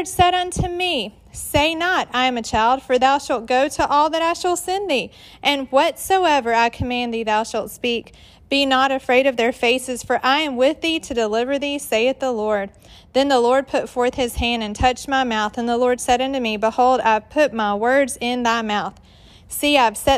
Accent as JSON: {"language": "English", "region": "Georgia", "country": "United States", "accent": "southern drawl", "moved": "as an adult", "lives_now": "West Virginia, United States", "said": "I'm from Georgia, if you can't tell by my accent, that's southern drawl"}